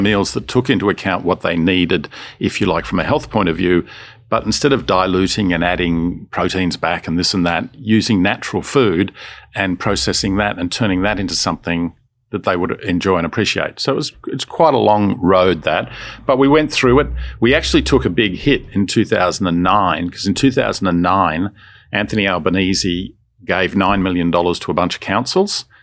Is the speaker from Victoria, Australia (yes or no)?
yes; Melbourne, Victoria, Australia; also born or lived in Sydney; I was born in Sydney and Uh, we moved to Melbourne when I was d, literally just becoming a teenager.